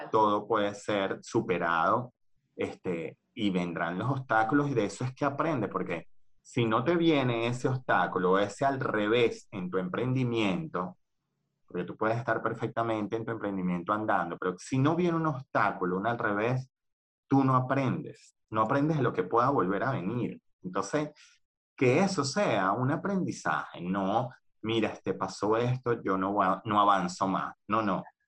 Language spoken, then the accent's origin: Spanish; Venezuela; moved away as an adult; also born or lived in Argentina; now in Spain